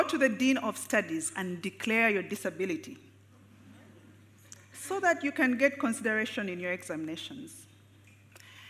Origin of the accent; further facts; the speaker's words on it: Uganda; I am a psychiatrist born and raised in Uganda.